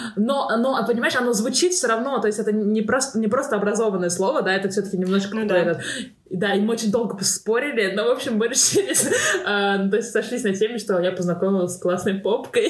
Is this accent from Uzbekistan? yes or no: yes; Tashkent, Uzbekistan; moved away; also born or lived in Moscow; я из Ташкента